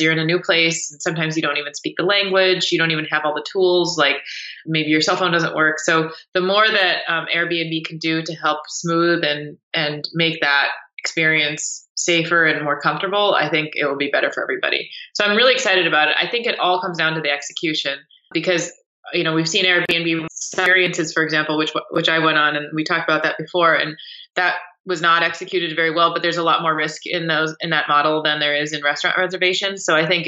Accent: United States; being an American in a foreign country

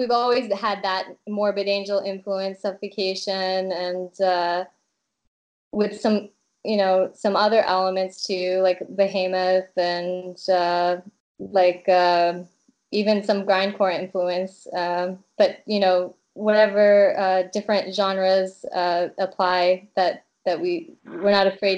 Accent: Massachusetts, United States; moved away as an adult; now in Prague, Czech Republic; I grew up in Massachusetts and lived most of my life in Massachusetts.

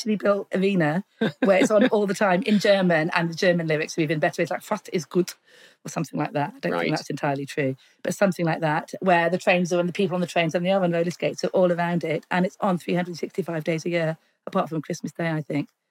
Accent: Carlisle, North West England, United Kingdom; moved away; also born or lived in London; I grew up in Carlisle. We didn't really have theatre.

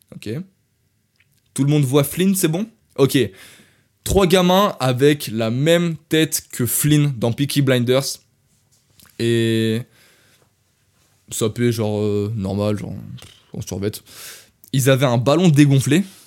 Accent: France; accent: French; je viens de France.

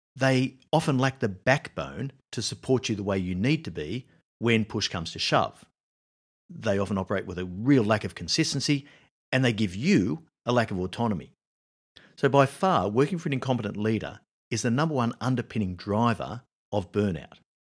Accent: Australia; moved away; I was living in Australia, my home country.

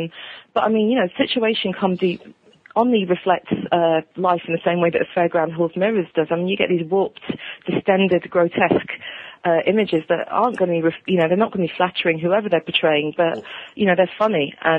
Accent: United Kingdom; as British viewers

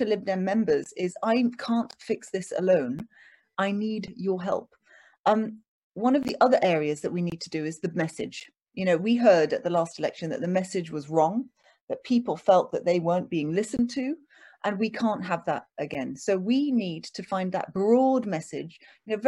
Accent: London, United Kingdom; also born or lived in Oxford; I was born in London

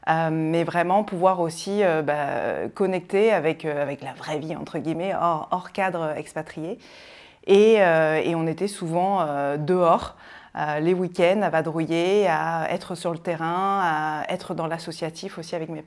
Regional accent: N'Djamena, Chad; moved away; also born or lived in Rochefort-sur-Mer, France; alors moi je suis née euh, à Rochefort-sur-Mer, donc c'est près de La Rochelle, et très rapidement, comme je le disais tout à l'heure, mes parents sont partis, euh, sont partis en Afrique pour, euh, vivre une expatriation, et je suis arrivée à, à trois mois au Tchad, à Djamena exactement.

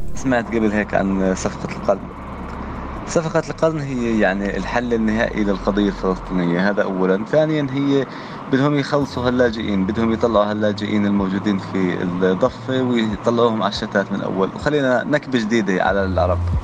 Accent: Jordan; أنا نائب أردني من أصول فلسطينية

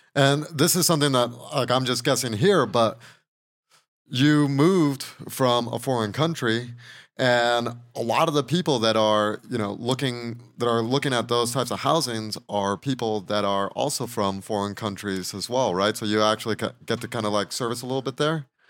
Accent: Mexico; now in Asheville, United States; I was born and raised in Mexico

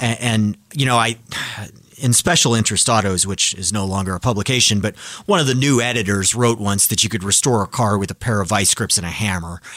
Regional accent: Colorado, United States; I grew up in Colorado. I grew up in the mountains, and it snowed a lot there.

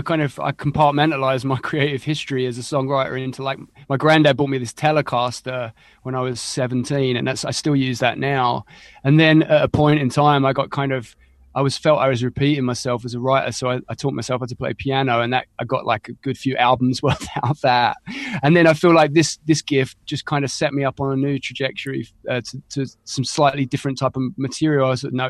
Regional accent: East of England, United Kingdom; Yeah, I'm an Essex boy, but I probably couldn't be further from the Essex boy stereotype.

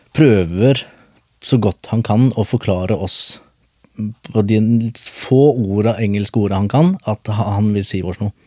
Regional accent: Skien, Telemark, Norway; also born or lived in Bogotá, Colombia; Jeg er fra Colombia, mm. eh, men jeg er vokst opp på Gulset

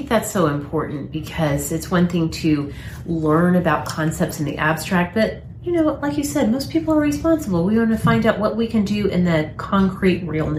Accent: United States; born or raised there

